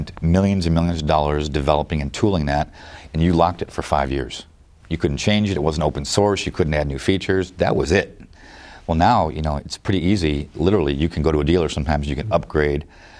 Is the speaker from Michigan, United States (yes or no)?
yes; Detroit, Michigan, United States; growing up in Detroit